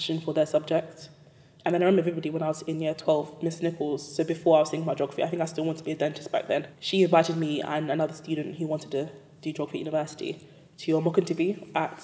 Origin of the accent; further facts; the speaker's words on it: London, United Kingdom; also born or lived in Cambridge / Newcastle / Silicon Valley; I'm from East London. I went to school in Hackney. I was born and raised there. East London girl through and through.